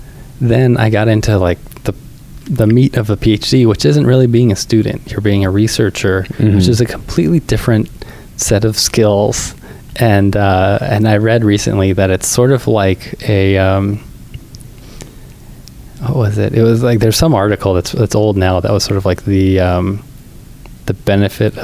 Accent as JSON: {"language": "English", "region": "California", "country": "United States", "also_born_or_lived": "Michigan", "said": "we're both from California"}